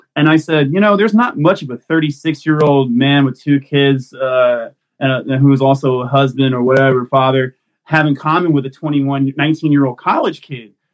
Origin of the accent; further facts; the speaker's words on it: Mississippi, United States; also born or lived in Texas; now in Maryland, United States; I grew up in Mississippi